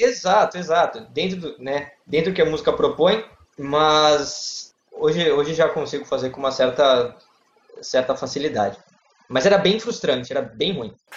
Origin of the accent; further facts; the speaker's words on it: Santos, São Paulo, Brazil; eu sou de Santos, litoral de São Paulo, e eu sou advogado